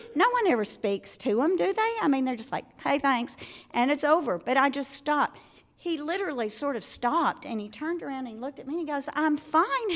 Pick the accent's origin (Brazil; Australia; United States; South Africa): United States; Arkansas; moved away; I'm originally from Arkansas. For those of you who have never heard me speak before, this is the way I speak